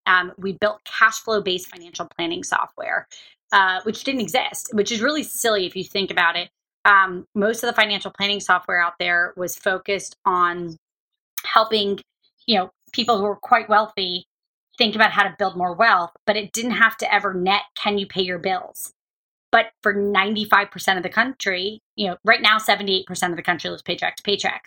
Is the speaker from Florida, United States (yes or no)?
yes; Jacksonville, Florida, United States; moved away; also born or lived in Kentucky; I grew up in Jacksonville, Florida. I was born in Kentucky. I grew up in Jacksonville, Florida.